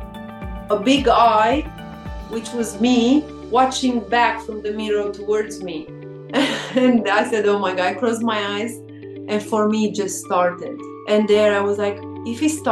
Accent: Râmnicu Vâlcea, Vâlcea County, Romania; English is a second language; also born or lived in United Kingdom; I'm in Râmnicu Vâlcea is the name of my hometown

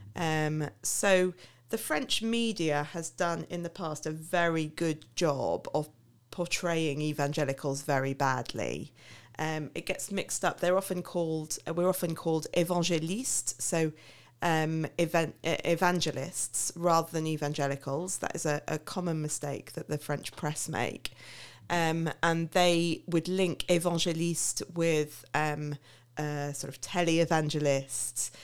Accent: Milton Keynes, South East England, United Kingdom; moved away as an adult; now in Paris, France; I'm originally from Milton Keynes, which I know is the butt of many a joke.

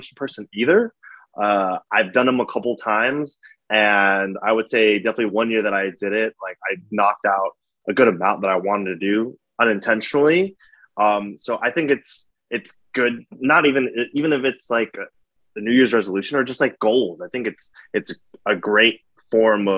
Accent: New York, United States; moved away as an adult; also born or lived in Jacksonville; now in Los Angeles, United States; I'm originally born in New York. I'm from New York

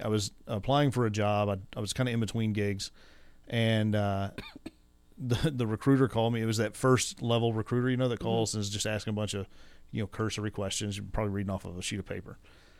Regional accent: Midland, United States; I was born and raised in Midland.

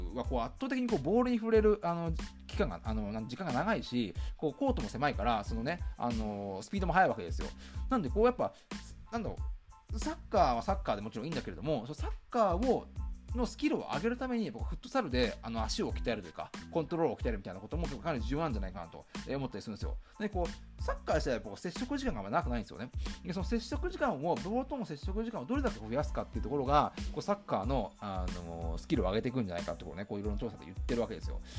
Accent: Shizuoka, Japan; 僕もまあ静岡県出身

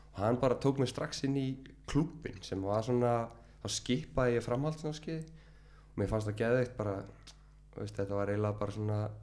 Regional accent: Reykjavík, Capital Region, Iceland; er semst úr Skerriferði og uh, ég bjóð þar í 30 ár

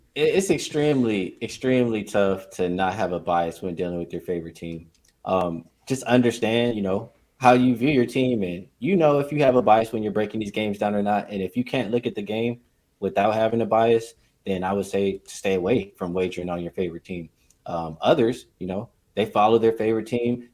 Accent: Los Angeles, California, United States; I'm born and raised in Los Angeles

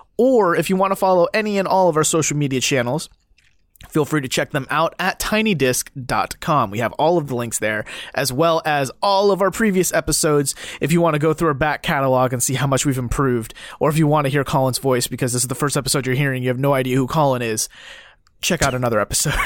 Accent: near Pyeongchang, Gangwon, South Korea; moved away; so close to my hometown

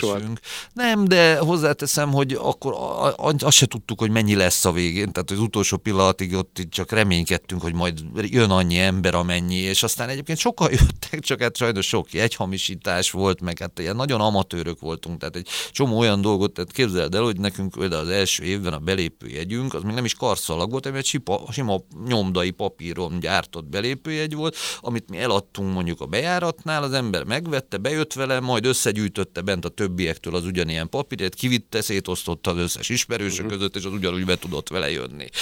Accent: Budapest, Hungary; also born or lived in Gödöllő; Először Gödöllön laktunk évekig a családunkkal, aztán amikor elváltak a szüleim, akkor Budapestre költöztünk, mert Budapesten születtem.

